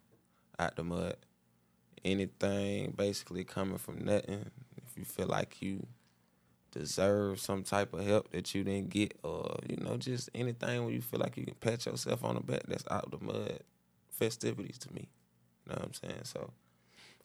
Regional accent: Clayton County, Georgia, United States; I'm from ClayCo

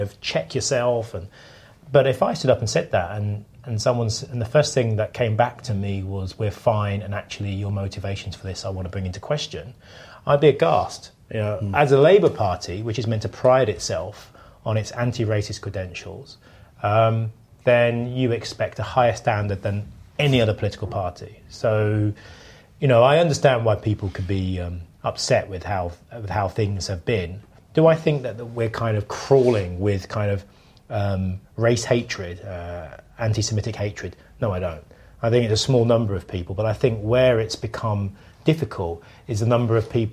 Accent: United Kingdom; I'm British.

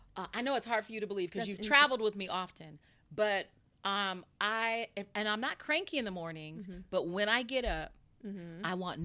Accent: San Diego, California, United States; I grew up in San Diego.

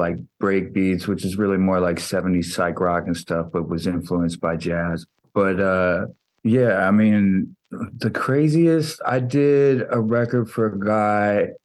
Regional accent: Iowa, United States; also born or lived in Silver Spring, Maryland; I think I was about 2.5 years old when my parents moved out to Iowa

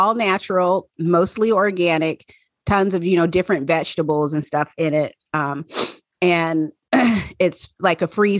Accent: Pacific Northwest, United States; accent: Southern; And my Southern accent came out and I was born and raised in the Pacific Northwest. So I only have a Southern accent occasionally.

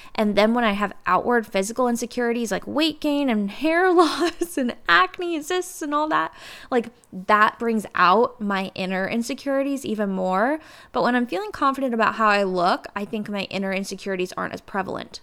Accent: Cincinnati, Ohio, United States; also born or lived in New York; I moved back home to Cincinnati

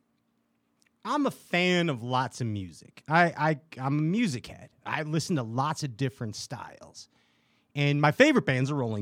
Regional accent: Chicago, Illinois, United States; I'm from Chicago.

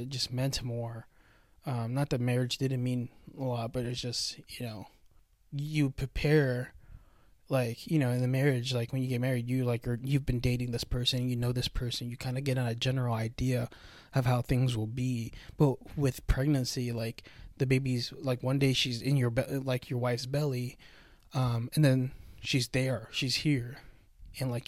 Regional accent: United States; a full-blooded Filipino, born and raised in America

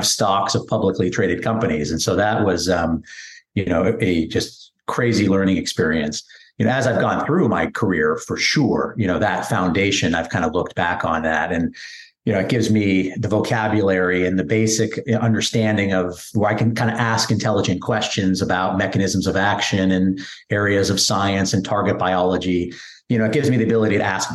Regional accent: San Francisco Bay Area, California, United States; moved away; I grew up in the San Francisco Bay Area.

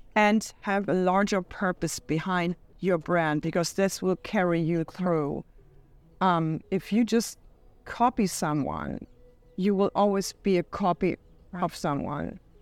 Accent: Hamburg, Germany; moved away as an adult; now in United States; Hamburg. Nice. That's where I'm from. And um, I moved to the States in 2011

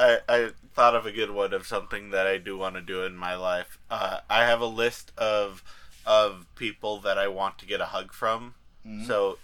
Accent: Colorado, United States; growing up in Colorado

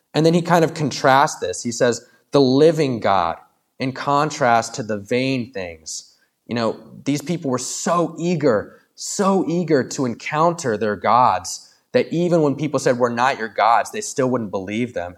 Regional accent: Williamsburg, United States; I was raised in Williamsburg, and then I left for college and and seminary, and then I came back to Williamsburg

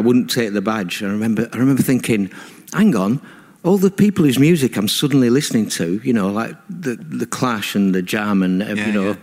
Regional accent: Burnley, North West England, United Kingdom; I was brought up in Burnley in a religious household

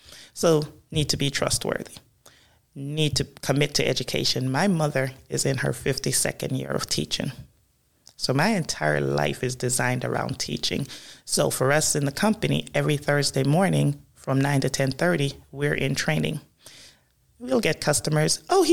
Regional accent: Jamaica; This is growing up primarily in Jamaica, correct.

